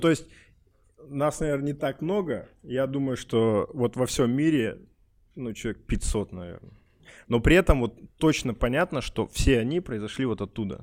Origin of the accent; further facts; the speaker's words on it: Urals, Russia; я говорю, вот коренной уралец